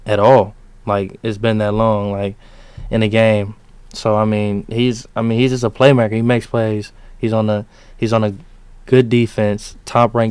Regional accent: Georgia, United States; now in Michigan, United States; I'm from Georgia.

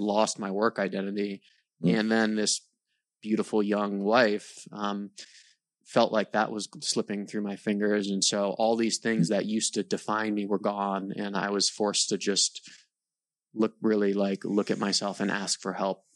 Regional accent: Maryland, United States; I grew up in Maryland, um, mm. and kind of so, like a mix of like suburban Maryland, just uh, north of DC, so southern Maryland

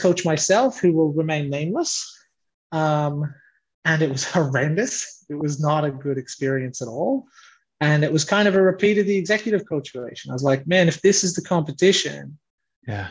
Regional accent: Leitrim, Connacht, Ireland; accent: Irish; moved away as an adult; now in Australia; me and my five siblings grew up with uh, with mum in Ireland alone. So we grew up in this very rural area. Um, it's called Leitrim.

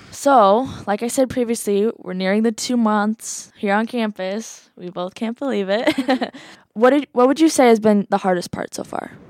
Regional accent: Iowa City, Iowa, United States; I'm from Iowa City, Iowa.

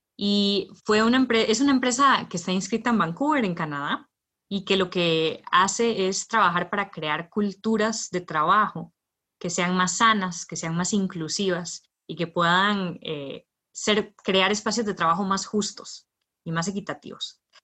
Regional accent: Heredia, Costa Rica; yo soy de Heredia

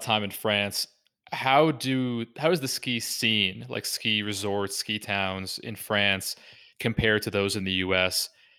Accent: just north of Boston, Massachusetts, United States; accent: Boston; As a guy who's from Boston, you nailed my accent perfectly.

